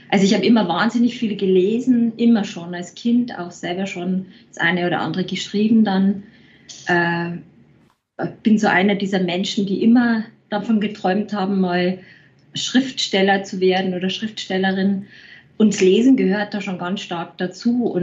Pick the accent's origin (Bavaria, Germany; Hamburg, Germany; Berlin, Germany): Bavaria, Germany; Denn als echte Bayerin wollte ich natürlich nicht dauerhaft weg aus